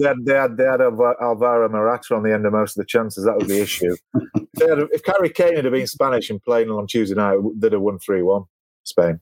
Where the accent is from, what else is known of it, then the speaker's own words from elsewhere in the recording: England, United Kingdom; we're all English